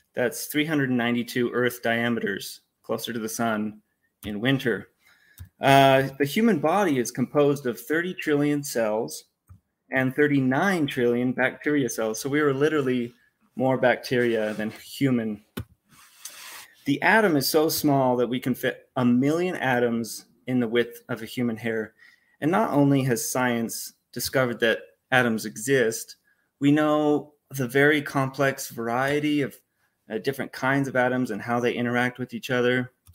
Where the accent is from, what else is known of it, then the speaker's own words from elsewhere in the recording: Utah, United States; I grew up here in Utah. I've been born and raised in Utah